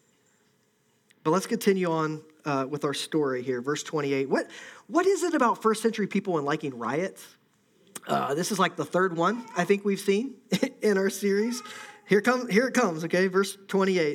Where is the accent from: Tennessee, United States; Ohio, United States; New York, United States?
Ohio, United States; I'm from Ohio